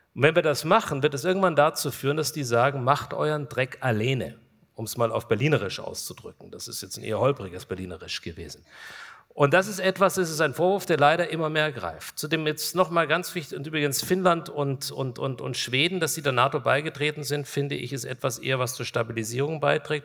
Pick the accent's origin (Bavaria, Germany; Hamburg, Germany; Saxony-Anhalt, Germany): Bavaria, Germany; Kulmbach; Wir sind in meiner Heimatstadt Kulmbach